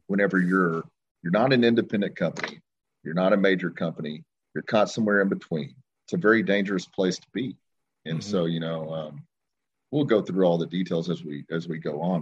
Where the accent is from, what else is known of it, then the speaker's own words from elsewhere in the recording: Long Grove, Oklahoma, United States; I grew up in a small town called Long Grove, Oklahoma, which is right outside of Ardmore, Oklahoma